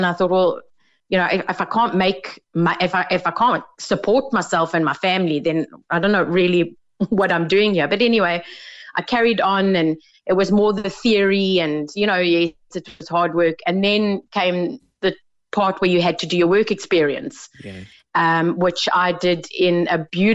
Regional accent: South Africa; moved away as an adult; now in Ireland; I come from South Africa, I've been here about 4 years.

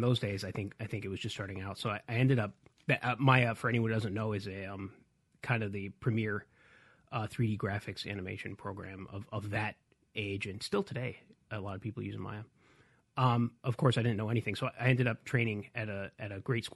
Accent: upstate New York, United States; I'm from New York. I live in upstate New York, where my family's from

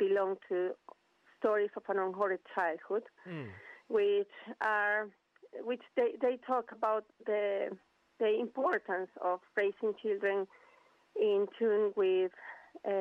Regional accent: Venezuela; English is a second language; moved away as an adult; now in United Kingdom; I am originally from Venezuela. I moved to the UK 8 years ago, almost 9

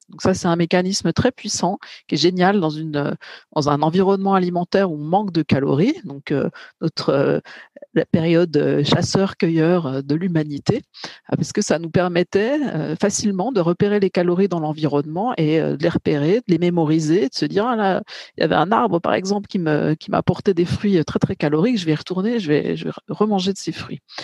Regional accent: Bourgogne-Franche-Comté, France; je suis plutôt de Bourgogne-Franche-Comté

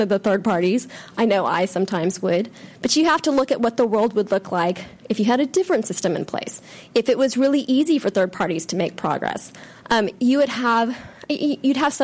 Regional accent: Texas, United States; My home state, Texas

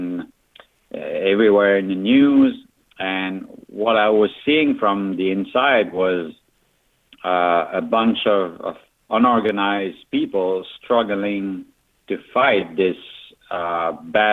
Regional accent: Magdalen Islands, Quebec, Canada; I'm from Magdalen Island.

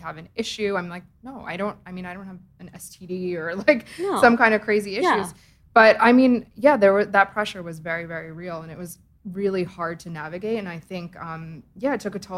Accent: Edison, New Jersey, United States; I grew up in Edison, which is, you know, the Indian capital of United States.

